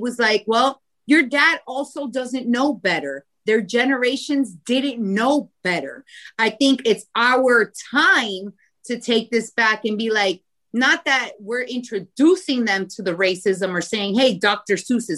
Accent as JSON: {"language": "English", "country": "Costa Rica", "said": "Like, I'm from Costa Rica. I'm from a country that has the most blended people ever in this world."}